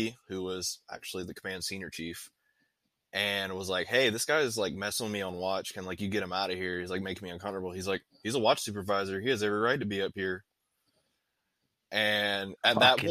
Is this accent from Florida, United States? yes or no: no; North Carolina, United States; moved away as an adult; I'm from a town of 240 people back in North Carolina